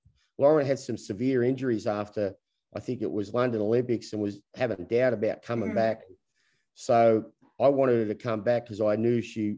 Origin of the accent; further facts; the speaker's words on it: Australia; We're all Australian because of the COVID rules